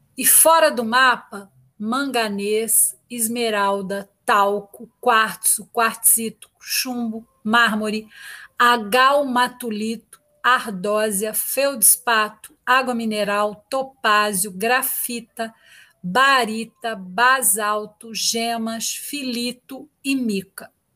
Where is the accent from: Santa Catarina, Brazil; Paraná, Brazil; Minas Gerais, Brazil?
Minas Gerais, Brazil; Itaúna; eu sou mineira, eu sou de Itaúna, de uma cidade do interior